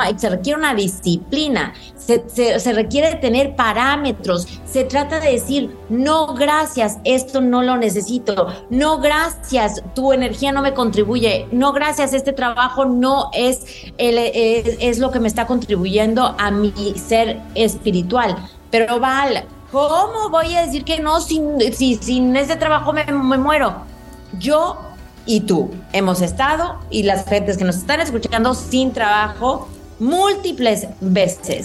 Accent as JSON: {"language": "Spanish", "country": "Mexico", "said": "como decimos en México"}